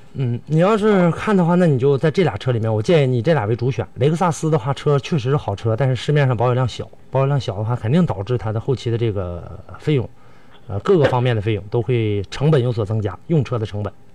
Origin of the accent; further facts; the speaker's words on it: Northeast China, China; accent: Northeastern Mandarin; 咱们东北话说是这个生不愣子